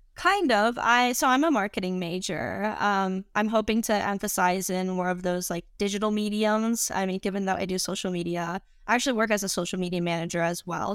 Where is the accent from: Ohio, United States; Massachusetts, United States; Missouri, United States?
Missouri, United States; St. Louis; also born or lived in Colorado Springs, Colorado; now in Madison, United States; I born and raised in St. Louis, Missouri